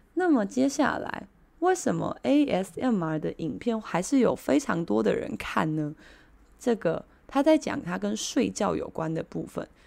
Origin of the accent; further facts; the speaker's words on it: Taiwan; 我们台湾人有个习惯